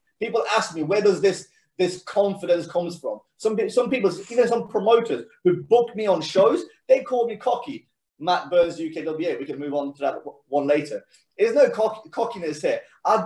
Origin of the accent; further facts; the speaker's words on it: Sweden; now in England, United Kingdom; when you're born and raised in Sweden